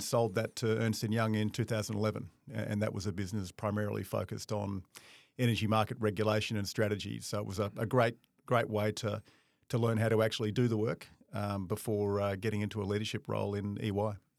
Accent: Darwin, Northern Territory, Australia; moved away; I'm from Darwin originally

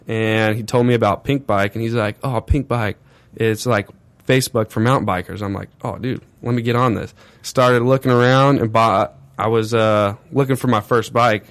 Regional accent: Corona, California, United States; also born or lived in Orange County, California; Lived full-time Corona, California

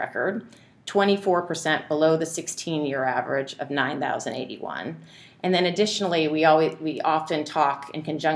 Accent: Indiana, United States; also born or lived in California / Chicago / San Francisco; now in New York, United States; I wasn't born there, but I spent most of my childhood in Indiana

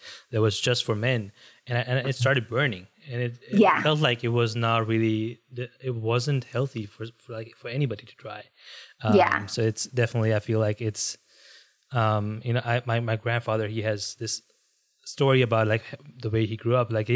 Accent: India; moved away; being Indian, especially, I grew up in India

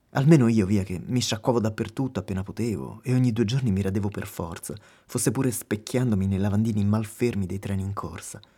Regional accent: Lazio, Italy; mentre noi veniamo da Roma, vicino Roma. Caput Mundi.

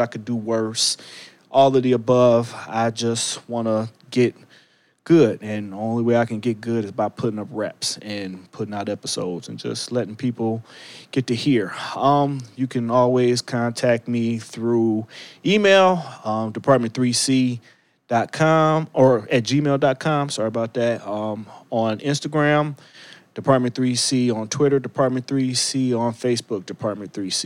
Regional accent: Cleveland, Ohio, United States; moved away; I am in the beautiful city, my hometown, Cleveland, Ohio

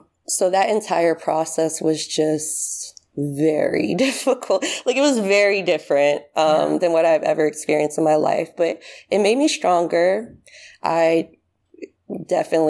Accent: United States; moved away as an adult; also born or lived in Haiti (ancestry); now in Paris, France; as an American, it's kind of, it's not something you would, like, align with, like, an immigrant and all that, since I've been living in America my whole life

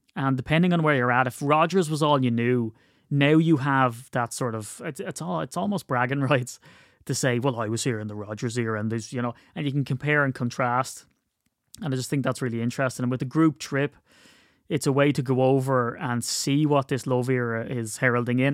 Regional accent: Wicklow, Leinster, Ireland; where I grew up in Wicklow

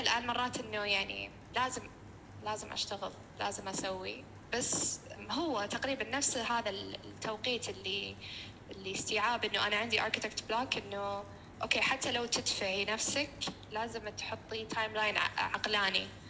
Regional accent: Saudi Arabia; احنا عندنا بالسعوديه

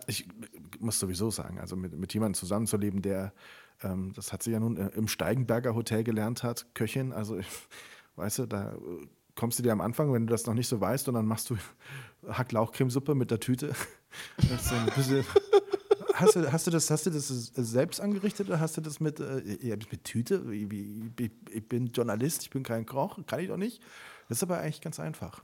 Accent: Siegburg, North Rhine-Westphalia, Germany; moved away as an adult; ich bin ja in Siegburg aufgewachsen

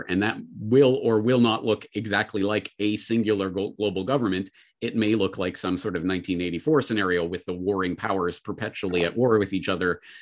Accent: Calgary, Alberta, Canada; my hometown of Calgary

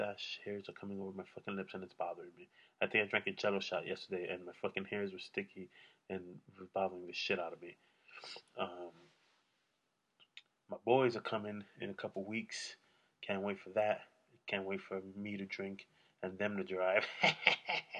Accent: New York, United States; now in California, United States; I'm from New York

